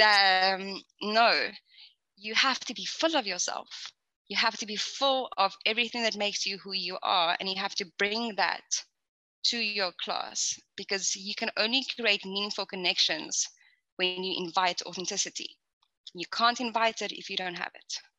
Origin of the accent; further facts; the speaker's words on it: South Africa; moved away as an adult; I'm originally actually from South Africa